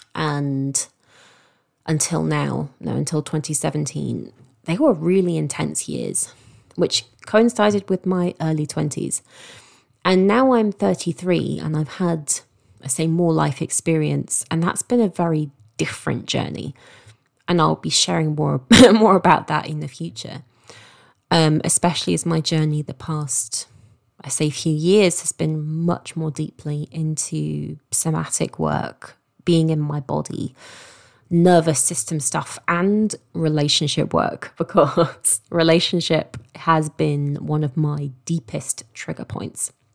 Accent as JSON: {"language": "English", "region": "London", "country": "United Kingdom", "tie": "born or raised there", "also_born_or_lived": "Eastbourne", "moved": "as an adult", "lives_now": "Sussex, United Kingdom", "said": "I grew up in London and I moved down to Sussex"}